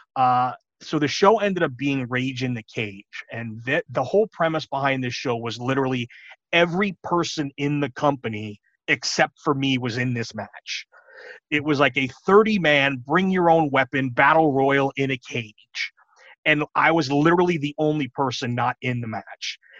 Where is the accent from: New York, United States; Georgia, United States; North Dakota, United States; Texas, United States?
New York, United States; moved away; I grew up in New York